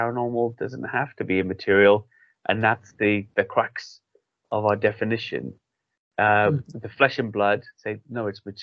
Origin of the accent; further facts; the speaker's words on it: Wales, United Kingdom; now in England, United Kingdom; I'm from an Irish and English background, but I grew up in Wales, I live in England now